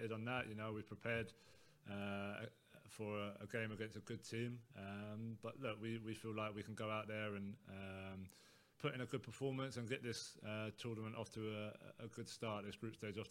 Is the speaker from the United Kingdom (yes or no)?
yes; England, United Kingdom